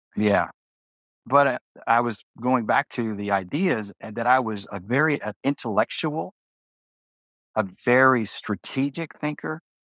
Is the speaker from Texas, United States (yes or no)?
yes; Houston, Texas, United States; also born or lived in Jackson, Mississippi; I was born in Jackson, Mississippi. I was born in 63, but in 1968 my parents moved to Houston